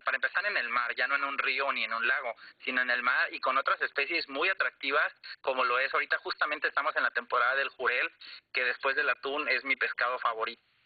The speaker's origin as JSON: {"language": "Spanish", "country": "Mexico", "said": "Nosotros como mexicanos"}